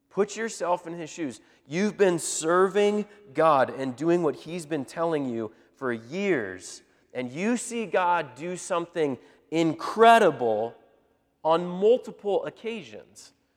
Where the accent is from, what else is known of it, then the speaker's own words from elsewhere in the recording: Indianapolis, Indiana, United States; we're from up in Indianapolis area